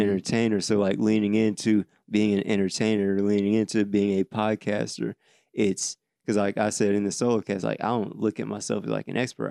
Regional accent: Davenport, Iowa, United States; now in Atlanta, United States; My hometown, Davenport, is known for crime and poverty.

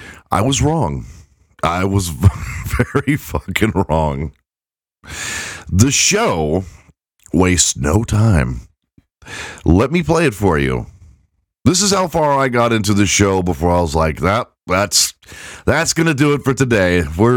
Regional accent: England, United Kingdom; Never mind that my wife is redheaded and I'm white and from England.

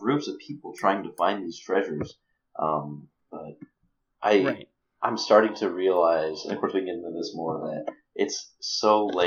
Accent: Arkansas, United States; moved away; I'm from Arkansas

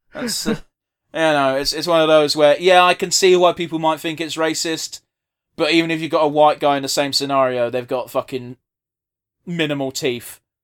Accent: United Kingdom; we're British as fuck

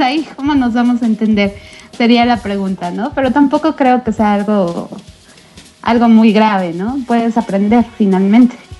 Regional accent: Mexico; soy mexicana

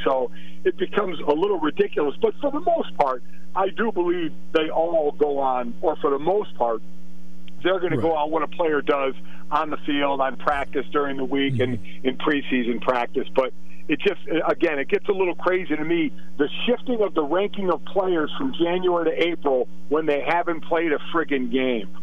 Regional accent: Cleveland, Ohio, United States; born or raised there

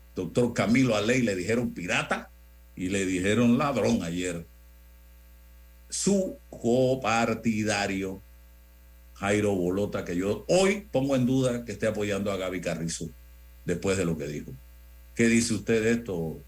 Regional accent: Chitré, Herrera, Panama; moved away; yo tengo muchos años de no vivir allá, en, la en mi tierra natal, pero estoy conectado con mi región, amo mi región de Azuero, como chitreano que soy

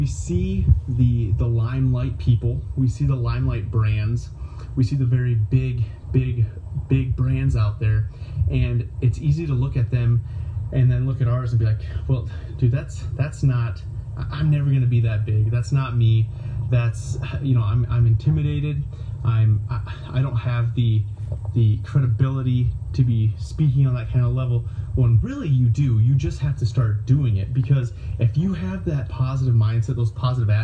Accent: Myrtle, South Dakota, United States; I am back in my hometown of Myrtle, South Dakota tonight

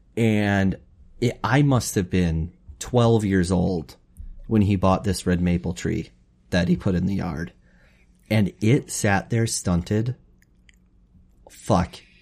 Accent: Wapakoneta, Ohio, United States; We grew up in Wapaka

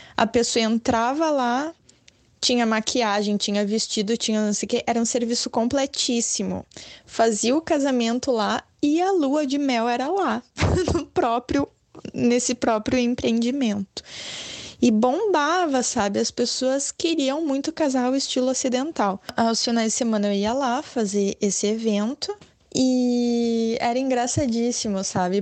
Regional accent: Brazil; also born or lived in Japan; Watashi wa buraziru jin, eu sou brasileira

